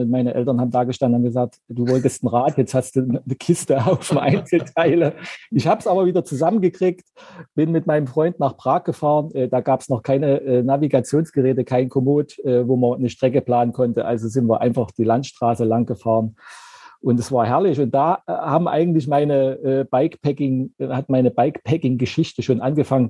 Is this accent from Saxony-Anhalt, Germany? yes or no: yes; Zeitz, Saxony-Anhalt, Germany; now in Leipzig, Germany; Ich komme ursprünglich aus Zeitz.